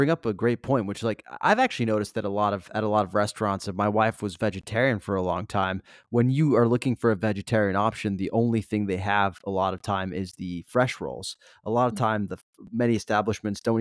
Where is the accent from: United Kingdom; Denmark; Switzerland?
Switzerland; now in Los Angeles, United States; I was growing up in Switzerland